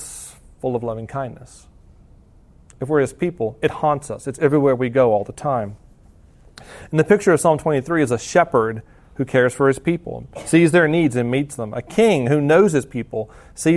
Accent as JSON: {"language": "English", "region": "the South", "country": "United States", "moved": "yes", "said": "I'm from the South"}